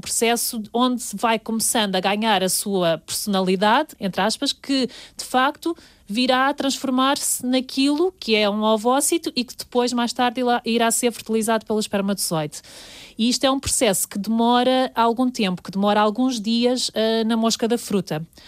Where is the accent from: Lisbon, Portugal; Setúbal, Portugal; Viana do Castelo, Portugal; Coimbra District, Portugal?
Lisbon, Portugal; Lourinhã; moved away as an adult; also born or lived in Porto; Eu sou da Lornhã